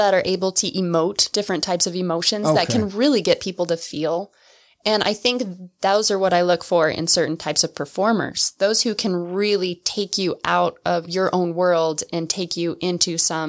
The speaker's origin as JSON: {"language": "English", "town": "Lander", "region": "Wyoming", "country": "United States", "tie": "born or raised there", "moved": "as an adult", "said": "I grew up in Wyoming."}